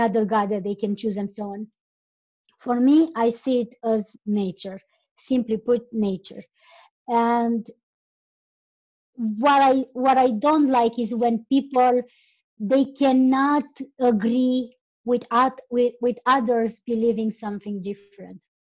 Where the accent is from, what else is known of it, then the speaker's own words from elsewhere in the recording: Romania; English is a second language; I'm from Romania